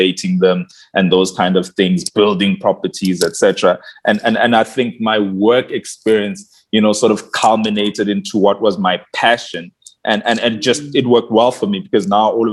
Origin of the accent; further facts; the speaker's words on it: Barberton, Mpumalanga, South Africa; also born or lived in Schoemansdal; I come from Mpumalanga, Naspoort